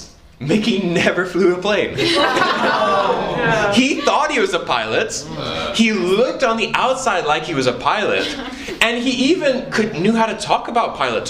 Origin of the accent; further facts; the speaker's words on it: Papua, Indonesia; So I grew up in Indonesia. And I love Indonesia. It's a great country. And in Indonesia, where I was at specifically, was an island called Papua.